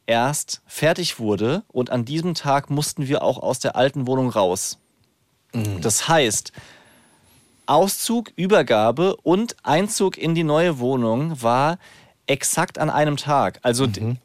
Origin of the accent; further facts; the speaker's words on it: Rhineland-Palatinate, Germany; accent: Palatine; now in Frankfurt, Germany; ich würde gerne hessisch oder pfälzisch, wo ich aufgewachsen bin, fließender sprechen